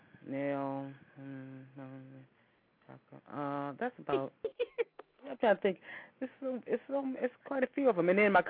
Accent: Youngstown, Ohio, United States; I am from Youngstown, Ohio

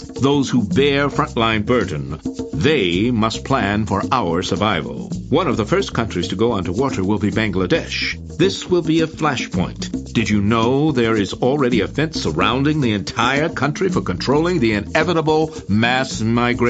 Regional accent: United States; as an American

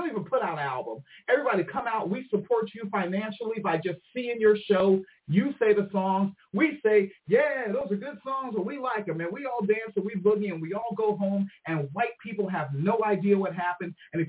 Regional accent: United Kingdom; Because I'm a British, and that's how we talk. Yeah, we say pissed.

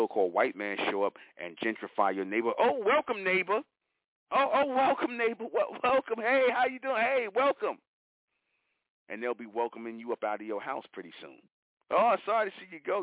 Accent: New York, United States; I'm from New York

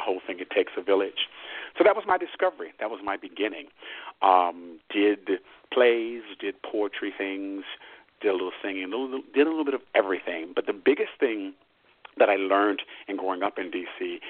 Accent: Washington, District of Columbia, United States; raised and potty trained in Washington, D.C., your nation's capital

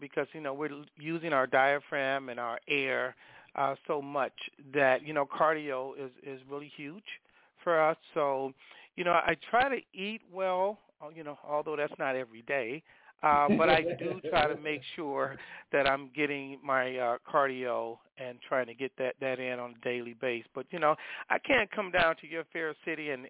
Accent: Chicago, Illinois, United States; I'm originally from Chicago. That's my base

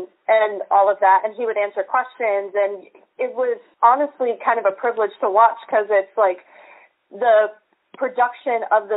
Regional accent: Memphis, Tennessee, United States; moved away as an adult; also born or lived in Arizona; now in Nashville, United States; I moved back to my hometown in Memphis

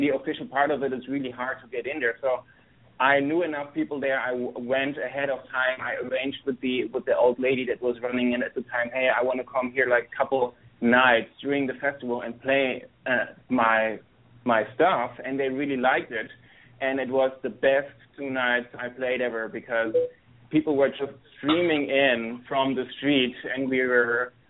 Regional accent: Germany; moved away; Well, I was born and raised in Germany

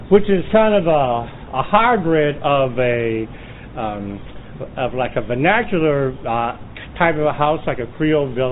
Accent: Alexandria, Alexandria Governorate, Egypt; now in New Orleans, United States; I'm born and raised in Alexandria, Egypt, and I live in New Orleans for almost 17 years.

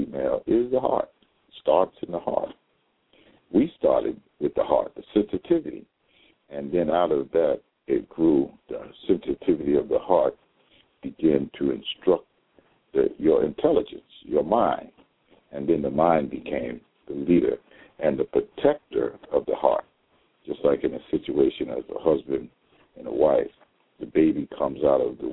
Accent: United States; African American Muslims here in these United States of America

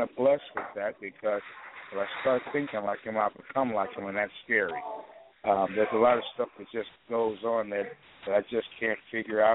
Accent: Chicago, Illinois, United States; now in Portland, United States; I'm from Chicago

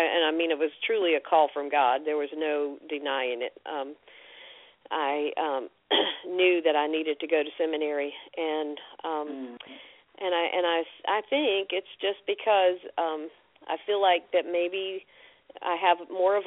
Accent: Fayetteville, North Carolina, United States; also born or lived in Macon, Georgia; I grew up in Fayetteville, North Carolina, which is near Fort Bragg.

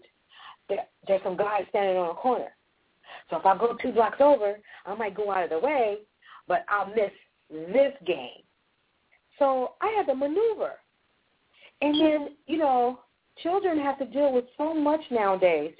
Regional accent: Los Angeles, California, United States; I grew up in Los Angeles, and I lived in the inner city, but I was bused to the valley.

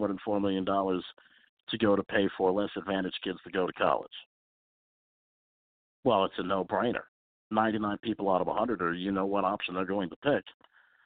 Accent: Pennsylvania, United States; my home state of Pennsylvania

